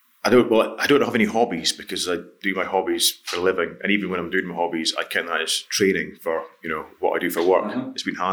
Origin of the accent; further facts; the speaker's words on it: Scotland, United Kingdom; Yeah, up in the sort of East Highlands. So my dad was a forester on an estate.